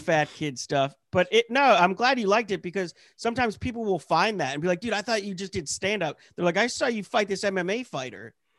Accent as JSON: {"language": "English", "region": "Pennsylvania", "country": "United States", "tie": "born or raised there", "moved": "yes", "said": "I'm from Pennsylvania. You know, I was born and raised, like, in the Hicks"}